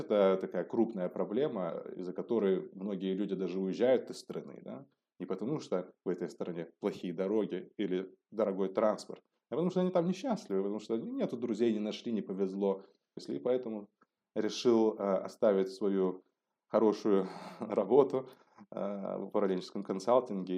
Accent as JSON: {"language": "Russian", "town": "Elista", "region": "Kalmykia", "country": "Russia", "tie": "born or raised there", "also_born_or_lived": "Moscow, Russia / Düsseldorf, Germany", "moved": "as an adult", "lives_now": "Germany", "said": "я родом из, из России, из города Элиста, это республика Калмыкия"}